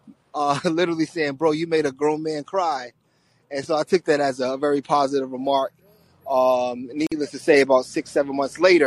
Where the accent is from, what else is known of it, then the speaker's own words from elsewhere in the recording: New York, United States; now in Los Angeles, United States; I live in L.A. now. I'm from New York